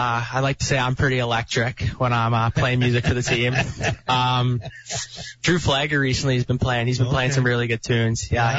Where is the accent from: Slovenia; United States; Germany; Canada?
Canada; Martensville, Saskatchewan; also born or lived in Calgary; And then when I was almost three, we moved to Martinsville because my mom got a job in Saskatoon.